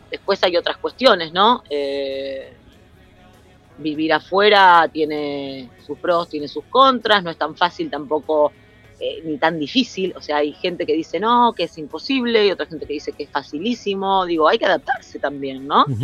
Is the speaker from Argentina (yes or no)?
yes; Argentina; now in Spain; mi hermano trabaja conmigo ah. y somos todos argentinos. Entonces, de golpe, me olvido que estoy acá y pienso que estoy en Buenos Aires, ponele.